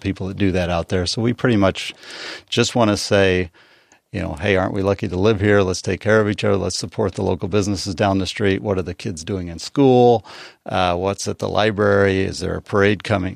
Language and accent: English; Eastern Plains of Colorado, United States; now in San Diego, United States; I grew up on the Eastern Plains, seven miles from Kansas.